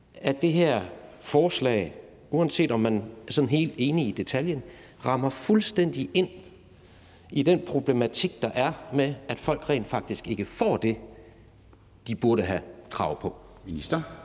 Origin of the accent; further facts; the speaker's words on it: Viborg, Central Denmark Region, Denmark; der, hvor jeg kommer fra i, i Viborg